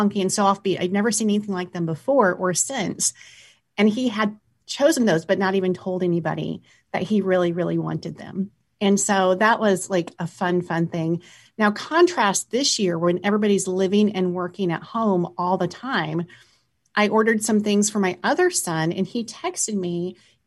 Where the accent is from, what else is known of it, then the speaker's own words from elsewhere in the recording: Sioux City, Iowa, United States; I grew up in Iowa, so I am convinced I am probably the only person, or my family's the only people in Sioux City, Iowa